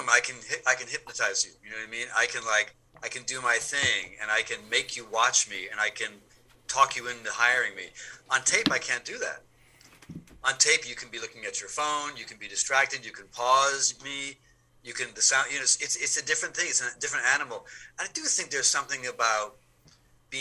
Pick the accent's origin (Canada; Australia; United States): United States; Detroit, Michigan; moved away as an adult; also born or lived in London; now in Paris, France; I'm from Detroit.